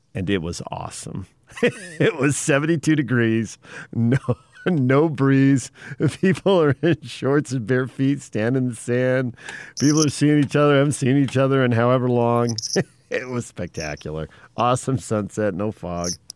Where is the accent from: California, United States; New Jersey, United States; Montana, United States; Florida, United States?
California, United States; Southern; I grew up in Southern California and went to school down there